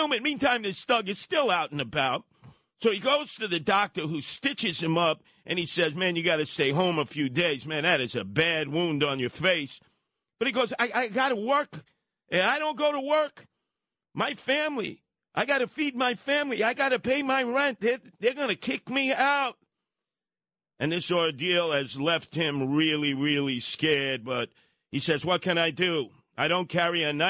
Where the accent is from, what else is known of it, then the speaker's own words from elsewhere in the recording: New York City, New York, United States; growing up in Canarsie, right there on Flatlands Avenue and Rockaway Parkway